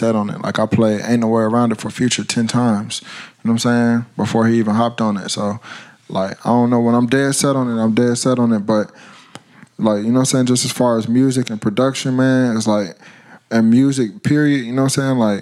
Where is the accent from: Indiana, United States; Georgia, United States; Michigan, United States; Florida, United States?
Georgia, United States; Atlanta; accent: heavy Atlanta; I'm from Atlanta